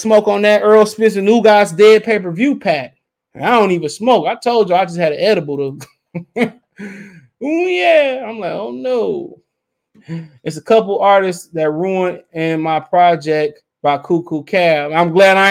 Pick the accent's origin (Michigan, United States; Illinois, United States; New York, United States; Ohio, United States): Michigan, United States; Detroit; I'm from Detroit